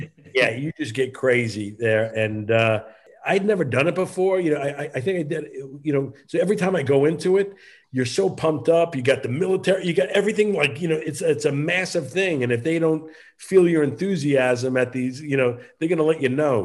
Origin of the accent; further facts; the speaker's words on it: Long Island, New York, United States; I grew up on Long Island